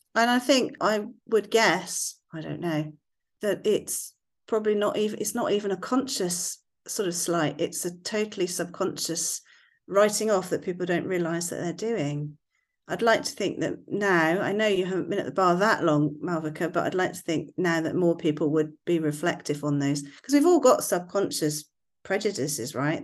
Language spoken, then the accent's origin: English; West Country, South West England, United Kingdom; accent: West Country; my West Country accent